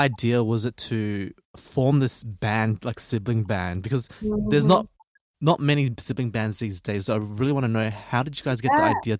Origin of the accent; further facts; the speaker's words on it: Australia; we're from Australia, so we don't know what Baltimore's like.